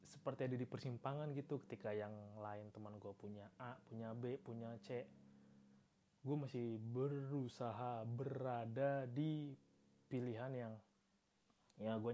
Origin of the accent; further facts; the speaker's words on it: Yogyakarta, Special Region of Yogyakarta, Indonesia; ya harga rumah di Jogja tuh mahal banget anjir beneran dah gue sebagai warga Jogja kota